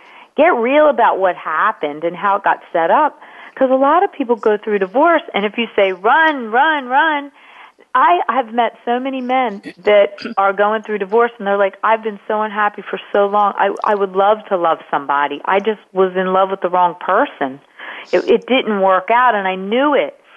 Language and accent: English; Wilmington, Delaware, United States; moved away as an adult; also born or lived in California; my hometown of Wilmington, Delaware